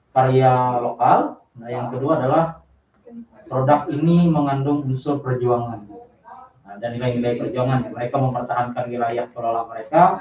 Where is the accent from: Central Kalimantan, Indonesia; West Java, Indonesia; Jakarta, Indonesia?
Central Kalimantan, Indonesia; saya dari Wali Kalimantan Tengah